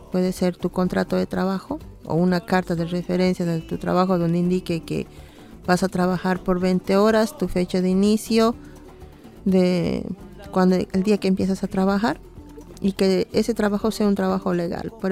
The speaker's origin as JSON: {"language": "Spanish", "country": "Bolivia", "moved": "yes", "lives_now": "Dublin, Ireland", "said": "Soy boliviana irlandesa y vivo aquí ya desde, en Dublín desde hace 15 años."}